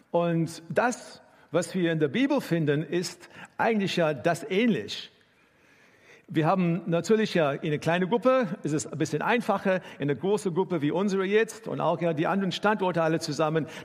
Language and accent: German; South Africa; German is a second language; now in Germany; ich bin in Südafrika aufgewachsen und äh, meine Familie war gar keine äh, gläubige Familie.